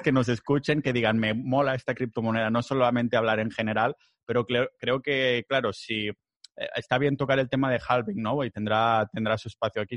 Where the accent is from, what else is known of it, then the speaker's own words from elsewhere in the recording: Catalonia, Spain; yo soy catalán